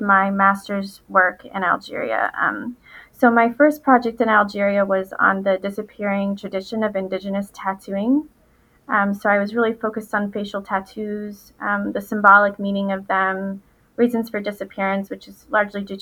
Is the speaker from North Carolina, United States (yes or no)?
yes; Winston-Salem, North Carolina, United States; also born or lived in Chapel Hill, North Carolina; now in Raleigh, United States; I'm a North Carolina native. I was born and raised in Winston-Salem